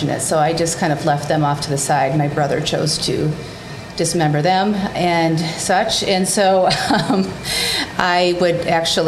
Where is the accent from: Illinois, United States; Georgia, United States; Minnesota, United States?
Minnesota, United States; Rochester; I grew up near Rochester, Minnesota